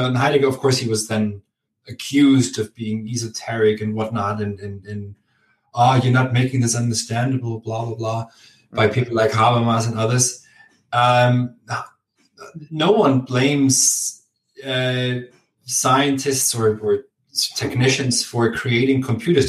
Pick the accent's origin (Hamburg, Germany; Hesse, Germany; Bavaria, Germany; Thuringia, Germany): Bavaria, Germany; Augsburg; English is a second language; moved away; I'm from Augsburg, my father's from a village called Prittriching, very close to Landsberg in Bavaria.